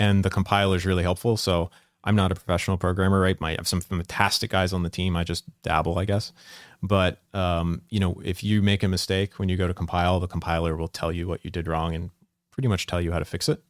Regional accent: Salisbury, Maryland, United States; I'm from the small town, Salisbury, Maryland

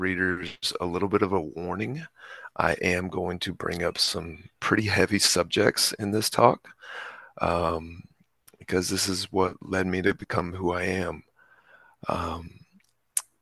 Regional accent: Texas, United States; I grew up in Texas

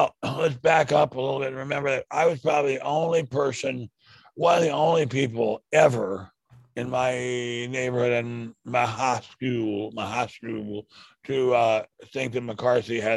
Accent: Silver Spring, Maryland, United States; when I was a child growing up in Silver Spring, Maryland.

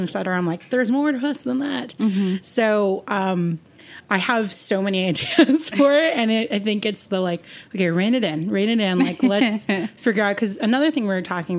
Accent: New Jersey, United States; now in Boston, United States; I was born in New Jersey

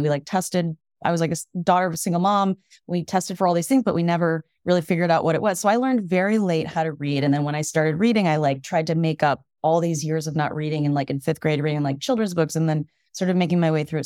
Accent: Evanston, Illinois, United States; now in Brooklyn, United States; I grew up outside of Chicago in Evanston, Illinois

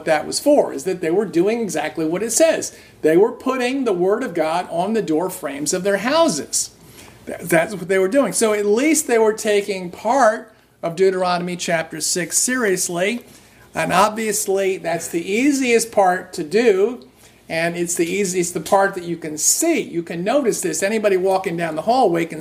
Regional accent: New Jersey, United States; I grew up in New Jersey, and it's at an outskirts, basically a suburb of New York City.

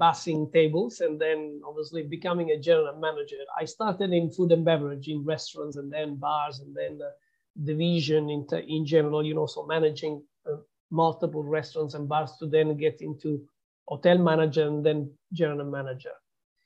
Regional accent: Southern Italy, Italy; moved away as an adult; also born or lived in London; my hometown in Italy, in the south of Italy

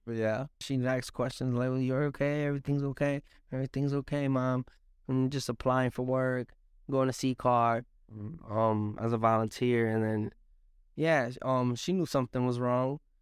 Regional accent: Hartford, Connecticut, United States; I was born in Hartford, Connecticut. I was raised in Hartford, Connecticut, right here on, on Park Street area.

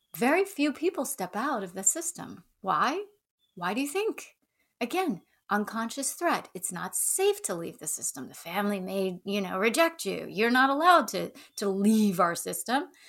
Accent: the South, United States; accent: Southern; moved away; I grew up in the South, so if I start to slide into a Southern accent

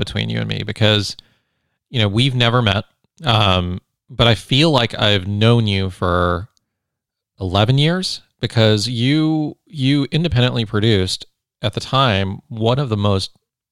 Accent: Silicon Valley, California, United States; I grew up in the Silicon Valley

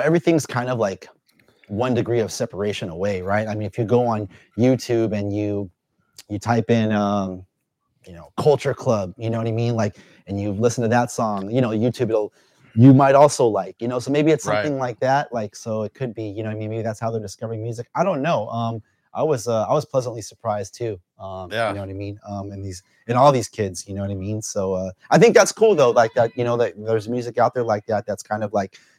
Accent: Los Angeles, California, United States; I grew up out here in SoCal

